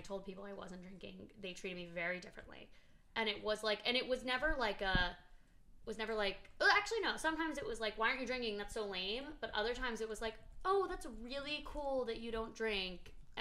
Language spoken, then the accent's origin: English; Boston, Massachusetts, United States; now in Los Angeles, United States; I grew up in Boston